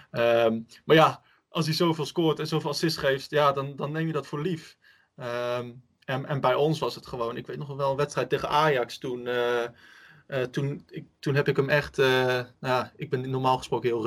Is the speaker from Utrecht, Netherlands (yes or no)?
yes; Utrecht, Netherlands; wat, ons dan eh, als Utrechters enorm frustreert is